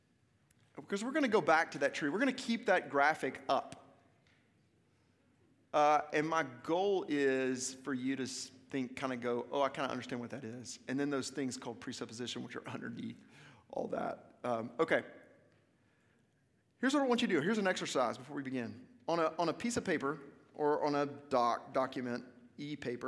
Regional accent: Little Rock, Arkansas, United States; also born or lived in Memphis, Tennessee / Cleveland, Mississippi; now in Franklin, United States; I'm originally from Little Rock, Arkansas

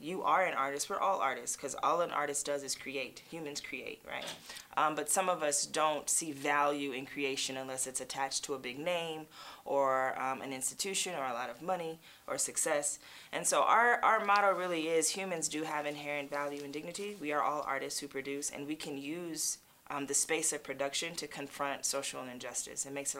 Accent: Los Angeles, California, United States; Well, one of the beautiful things about LA is it's super diverse because so many people, I think Hollywood epitomizes the American dream in a lot of ways.

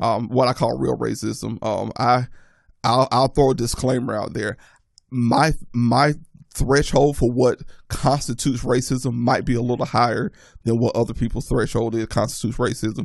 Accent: the South, United States; growing up in the South

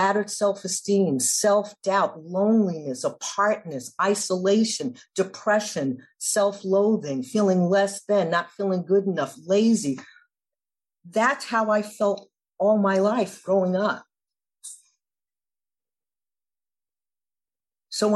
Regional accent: New York City, New York, United States; I grew up in New York City in the 80s.

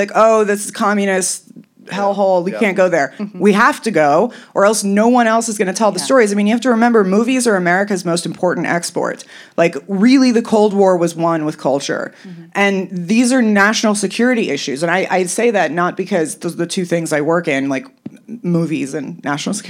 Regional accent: Los Angeles, California, United States; I was raised somewhat correctly, even though I was in Los Angeles

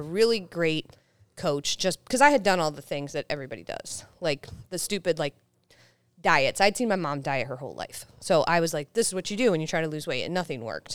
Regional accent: Salisbury, Maryland, United States; I grew up in Salisbury, Maryland, so like right below Delaware is where I grew up in like a really small place by the beach.

